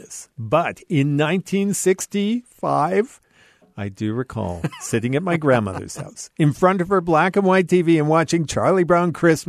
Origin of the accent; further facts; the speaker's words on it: Canada; Being a Canadian